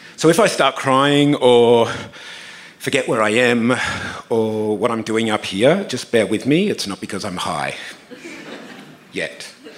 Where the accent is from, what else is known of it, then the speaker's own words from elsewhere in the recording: Tasmania, Australia; now in Sydney, Australia; Growing up in Tasmania